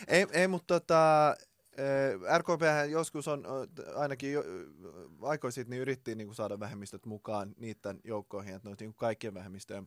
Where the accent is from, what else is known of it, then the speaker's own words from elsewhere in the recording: Finland; me suomenruotsalaiset